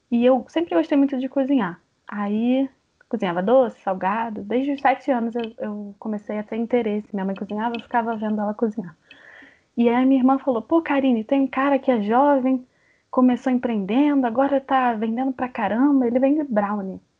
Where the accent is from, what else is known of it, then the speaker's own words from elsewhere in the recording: Brazil; Porque a gente é brasileira. Então eu falo … porque eu sou brasileira.